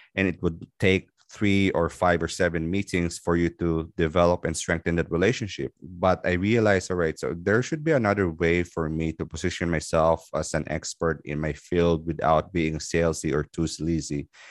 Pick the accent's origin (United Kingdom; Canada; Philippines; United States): Philippines; moved away as an adult; now in Dubai, United Arab Emirates; I'm originally from the Philippines. So I moved in Dubai in two thousand ten